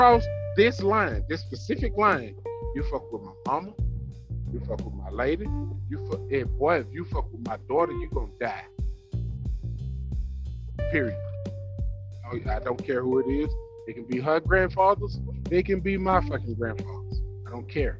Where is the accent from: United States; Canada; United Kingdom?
United States; Jonestown, Mississippi; me growing up in Jonestown, Mississippi.